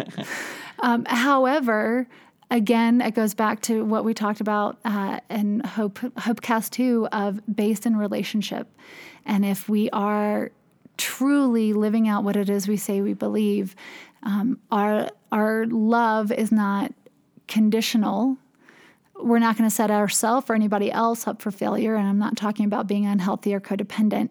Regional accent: Durham, North Carolina, United States; I am from Durham, North Carolina

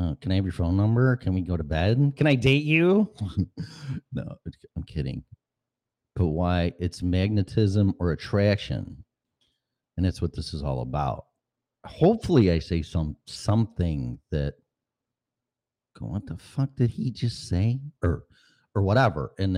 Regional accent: Chicago, Illinois, United States; accent: Chicago; also born or lived in Colorado; I have my Chicago accent and then my Colorado in the mountains.

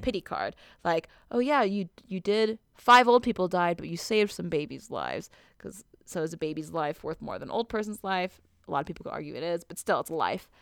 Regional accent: Southern California, United States; I grew up in Southern California

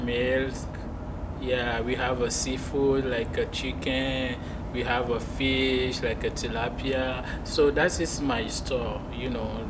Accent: Togo; English is a second language; moved away as an adult; now in Muscatine, United States; I was born and raised in Africa and then I came in US in 2011

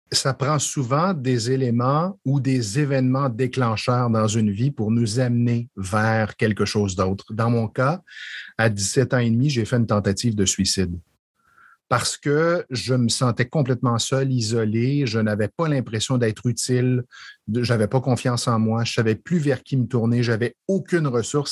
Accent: Estrie, Quebec, Canada; moved away as an adult; also born or lived in Montreal; je suis originaire de l'Estrie

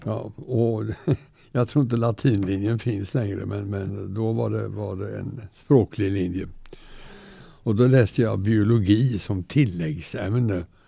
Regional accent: Gothenburg, Västra Götaland, Sweden; also born or lived in Kalmar; now in Torsby, Sweden; jag var två år när vi flyttade därifrån till Göteborg. Okay. Och sen blev Göteborg min hemstad

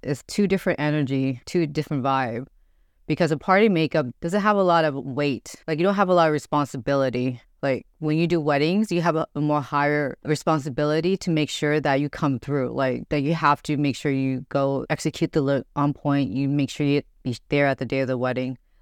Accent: Grand Prairie, Texas, United States; also born or lived in Dallas; I was born and raised in Grand Prairie, but I was born in Dallas

